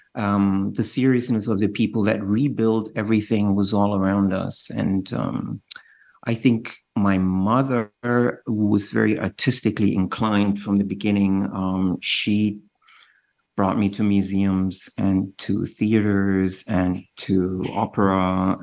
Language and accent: English; Düsseldorf, North Rhine-Westphalia, Germany; I was born in Dusseldorf uh, in Germany, West Germany